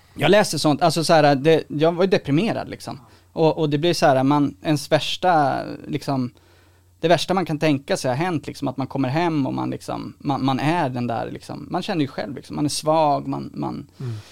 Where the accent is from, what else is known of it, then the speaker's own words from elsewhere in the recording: Sweden; som svensk liksom här kommer från en mer privilegierad bakgrund